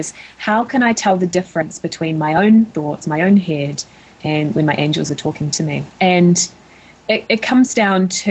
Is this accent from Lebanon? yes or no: no; New Zealand; moved away as an adult; now in United States; my home country of New Zealand